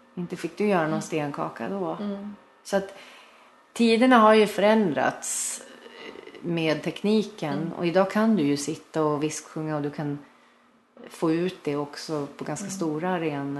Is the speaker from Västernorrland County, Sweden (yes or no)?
yes; Sundsvall, Västernorrland County, Sweden; jag kommer från Sundsvall